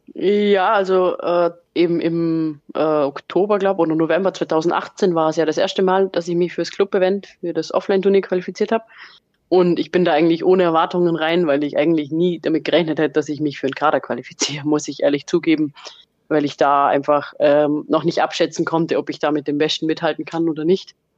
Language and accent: German; Vorarlberg, Austria; wir kommen ja aus Vorarlberg